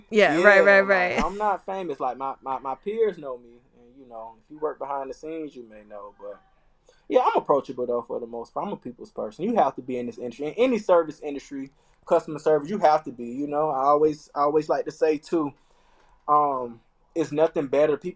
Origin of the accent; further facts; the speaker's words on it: Florida, United States; I'm from the South, man. I'm from Florida, y'all.